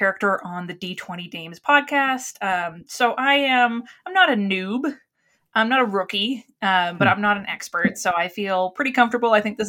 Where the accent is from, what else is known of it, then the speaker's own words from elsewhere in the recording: New England, United States; I'm from New England, so I am going to be the resident New England expert here for everybody.